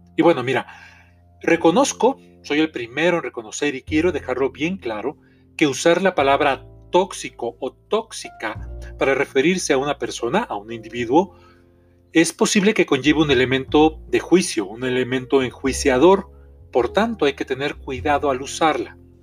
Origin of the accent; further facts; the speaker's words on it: Mexico; soy terapeuta mexicano